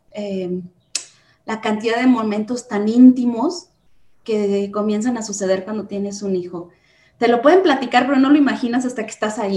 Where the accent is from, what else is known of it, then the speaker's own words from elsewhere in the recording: Guanajuato, Mexico; Pues eh, soy de Guanajuato Capital, pero soy hija de minero, entonces he viajado muchísimo.